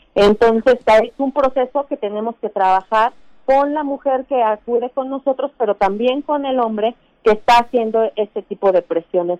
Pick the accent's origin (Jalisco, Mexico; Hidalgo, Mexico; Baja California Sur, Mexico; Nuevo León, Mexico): Hidalgo, Mexico; yo que soy de Hidalgo